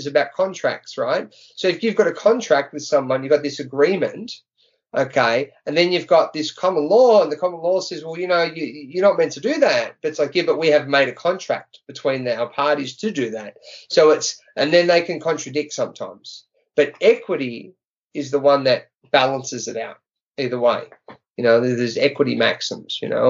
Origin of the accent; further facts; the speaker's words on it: Australia; in Australia as an Aussie